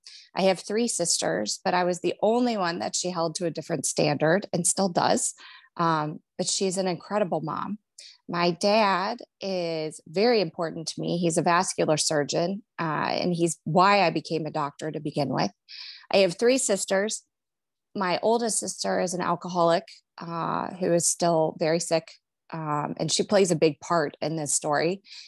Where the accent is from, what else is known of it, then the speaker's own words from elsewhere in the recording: Cleveland, Ohio, United States; now in Cincinnati, United States; So I'm from Cleveland, Ohio, but I settled here in Cincinnati, Ohio, where I'm married.